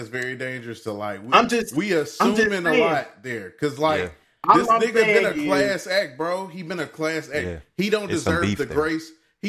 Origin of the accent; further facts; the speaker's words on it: Nashville, Tennessee, United States; I grew up in North Nashville. So in North Nashville alone, we have four HBCUs between TSU, Meharry, Fisk, and American Baptist College, just all right in North Nashville.